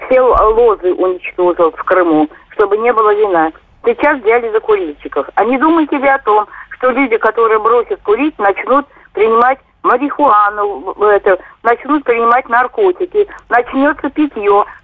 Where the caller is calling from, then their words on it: Moscow Oblast, Russia; Здравствуйте, я из Подмосковья.